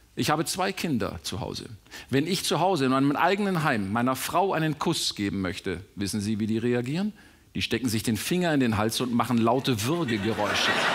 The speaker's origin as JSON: {"language": "German", "region": "Bavaria", "country": "Germany", "said": "Ich als Bayer"}